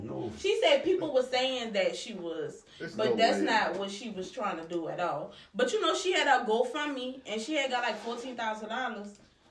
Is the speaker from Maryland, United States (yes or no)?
no; New Orleans, Louisiana, United States; I ain't from Louisiana. No, I'm not. I'm from New Orleans.